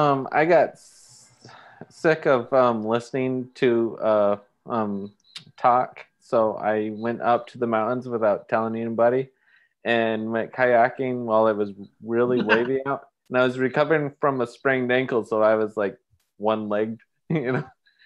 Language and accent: English; Huntington Beach, California, United States; I've lived everywhere, but I'm originally from Huntington Beach.